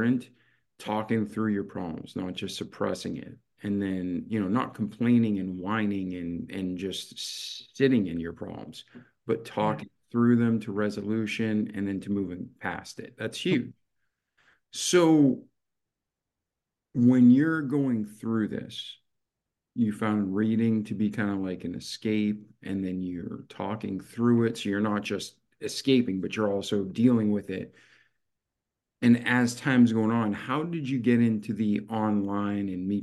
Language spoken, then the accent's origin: English; Milford, Massachusetts, United States; I'm from Milford, Mass.